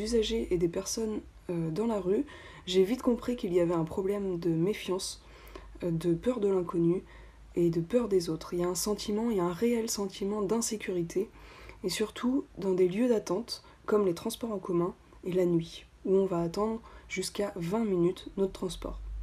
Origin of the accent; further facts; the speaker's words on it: Nantes, Pays de la Loire, France; je suis nantaise